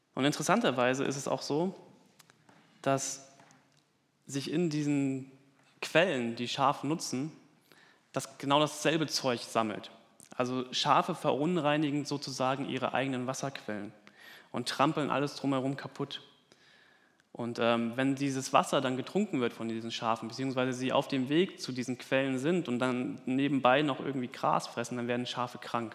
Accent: Germany; bei uns in Deutschland

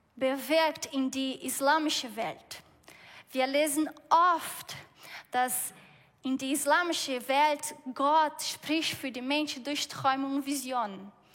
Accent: Brazil; German is a second language; moved away; Ich komme aus Brasilien

